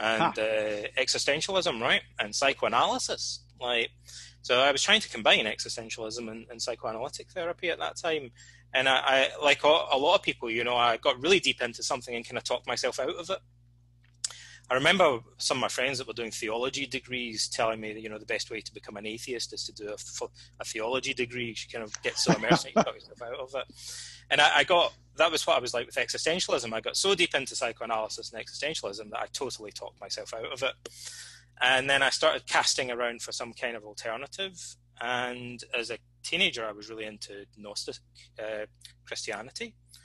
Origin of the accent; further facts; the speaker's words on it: Alloway, Scotland, United Kingdom; Freemasonry is very popular in Scotland, or it was when I was a kid anyway, and particularly in my hometown, because it's the birthplace of Robert Burns, the national bard